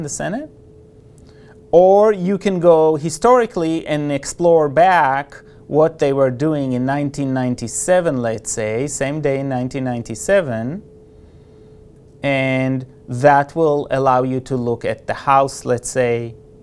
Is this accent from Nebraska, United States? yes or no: yes; Nebraska, United States; we're from Nebraska